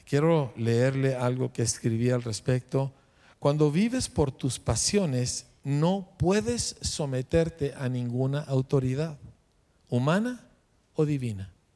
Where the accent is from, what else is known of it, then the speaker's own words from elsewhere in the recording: Mexico; a mí como mexicano